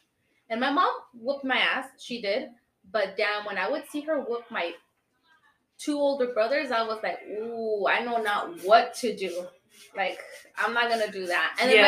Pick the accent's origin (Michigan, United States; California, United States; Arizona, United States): California, United States; Coachella; also born or lived in Indio, California; And then I moved from Coachella to Indio during high school.